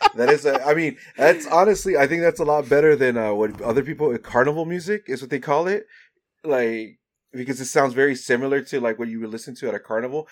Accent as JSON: {"language": "English", "country": "El Salvador", "said": "I'm from El Salvador, so I didn't live in a Mexican household."}